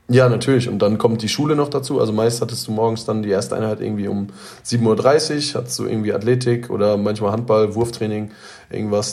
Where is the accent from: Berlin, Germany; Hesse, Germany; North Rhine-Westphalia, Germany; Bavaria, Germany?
North Rhine-Westphalia, Germany; Detmold; Ich komme aus Detmold oder bin in Detmold